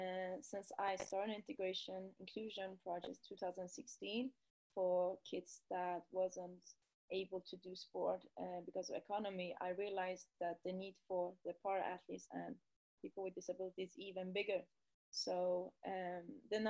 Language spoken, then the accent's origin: English; Sweden; I'm from Sweden, born and raised here.